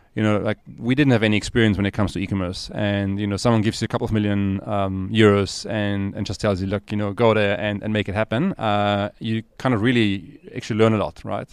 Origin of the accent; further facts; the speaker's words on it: Austria; moved away as an adult; now in Cape Town, South Africa; I'm originally from Austria.